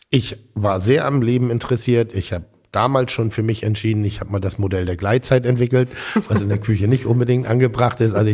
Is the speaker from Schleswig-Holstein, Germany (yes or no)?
yes; Schleswig-Holstein, Germany; Ich komme aus Schleswig-Holstein.